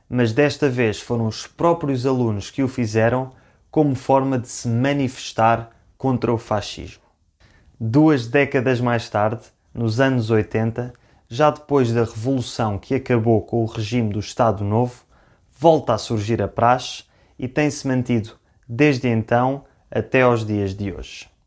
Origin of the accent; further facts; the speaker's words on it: Lisbon, Portugal; Eu sou de Lisboa, mas fiz os meus dois primeiros anos de faculdade numa outra cidade chamada Funchal, onde inicialmente eu não conhecia ninguém